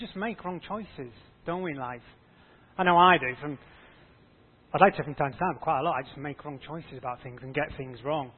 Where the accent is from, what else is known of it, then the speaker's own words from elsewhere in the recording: Yorkshire and the Humber, United Kingdom; I grew up in North Yorkshire on a farm